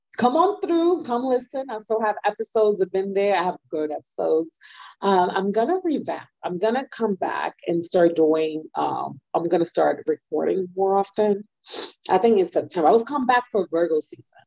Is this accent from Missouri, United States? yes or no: no; New York City, New York, United States; moved away